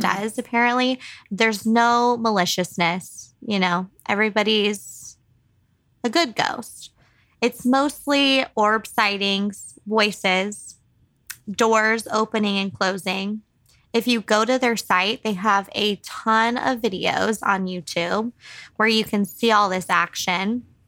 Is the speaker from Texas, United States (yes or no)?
yes; San Antonio, Texas, United States; my hometown